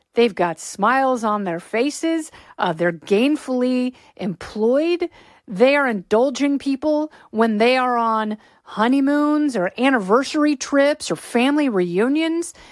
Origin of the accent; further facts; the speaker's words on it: Pacific Northwest, United States; I grew up in the Pacific Northwest.